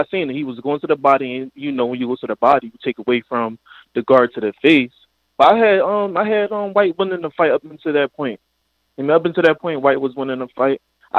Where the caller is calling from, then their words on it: Philadelphia, Pennsylvania, United States; calling out of Philly.